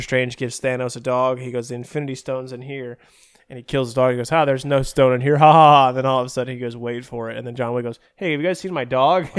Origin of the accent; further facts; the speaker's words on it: Berea, Ohio, United States; I'm from Berea, which is right outside Cleveland